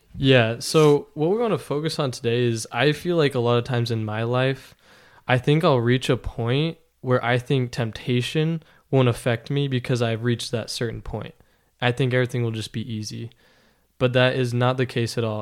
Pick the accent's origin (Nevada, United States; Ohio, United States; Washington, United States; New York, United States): Nevada, United States; Las Vegas; moved away as an adult; now in Logan, United States; I grew up in Las Vegas